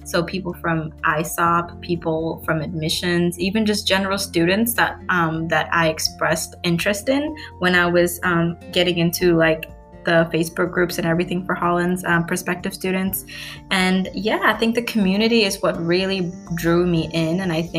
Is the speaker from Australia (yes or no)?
no; Vietnam; also born or lived in Kuala Lumpur, Malaysia; So I come from a big city called Kuala Lumpur in Malaysia. My parents are from Bangladesh. I grew up in Vietnam, and because of my dad's job, we ended up in Malaysia.